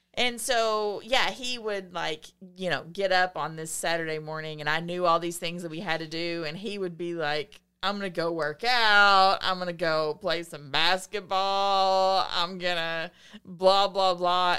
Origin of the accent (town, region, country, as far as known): the South, United States; accent: Southern